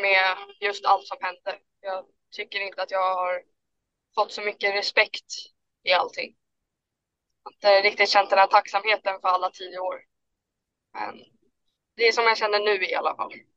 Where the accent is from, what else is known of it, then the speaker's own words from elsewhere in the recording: Haninge, Stockholm County, Sweden; jag är från Haninge i början